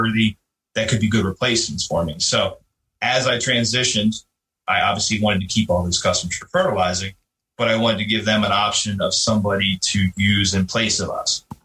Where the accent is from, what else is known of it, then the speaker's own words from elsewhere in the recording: Chester County, Pennsylvania, United States; Was born and raised in Chester County, Pennsylvania